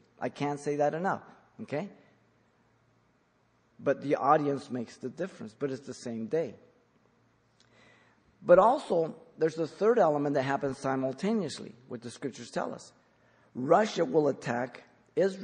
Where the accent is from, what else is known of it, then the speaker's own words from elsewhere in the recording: Mexico; now in United States; I was born in Mexico